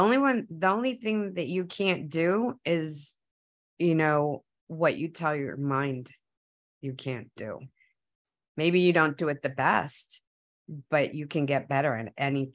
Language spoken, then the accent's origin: English; United States; first language Spanish; English is a second language; So once I started learning English, I would come home and say, don't talk to me in Spanish because I'm American.